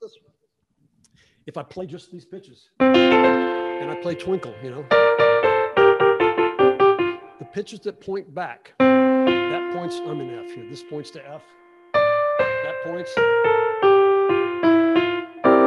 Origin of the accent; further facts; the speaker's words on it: Dallas, Texas, United States; I'm from Dallas